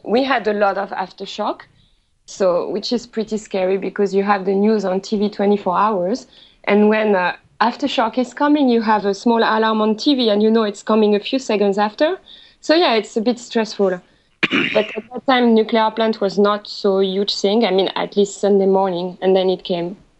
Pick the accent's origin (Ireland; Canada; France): France; accent: French; English is a second language; moved away as an adult; now in Japan